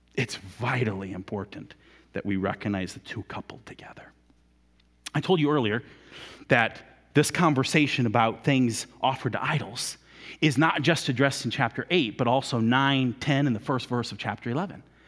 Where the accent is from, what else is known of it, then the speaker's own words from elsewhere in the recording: United States; we're Americans